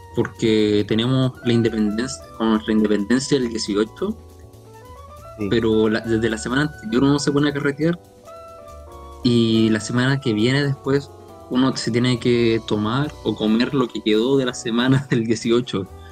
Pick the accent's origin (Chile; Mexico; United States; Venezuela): Chile; Valparaíso; yo soy porteño, yo soy de Paraíso